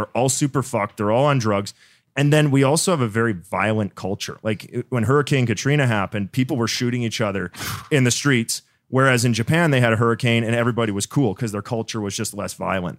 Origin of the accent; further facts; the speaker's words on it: Canada; But Canada, dude, I'm from Canada. We got just as many guns as you guys.